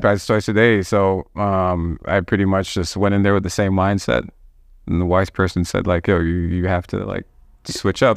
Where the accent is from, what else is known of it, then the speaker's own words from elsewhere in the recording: Toronto, Ontario, Canada; growing up in Cuban, Wilson, there was, like, a park right across from my building